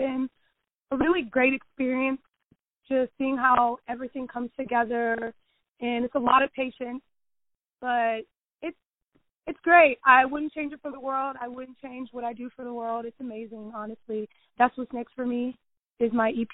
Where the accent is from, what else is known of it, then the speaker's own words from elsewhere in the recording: Kansas City, Kansas, United States; I'm from Kansas City, Kansas, and music has just been in my family for a while